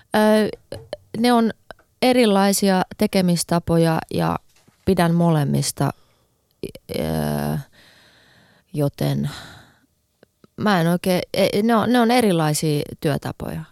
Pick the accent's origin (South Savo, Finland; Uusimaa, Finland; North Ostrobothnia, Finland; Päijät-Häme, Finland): Uusimaa, Finland; Helsinki; mä oon Helsingistä kotoisin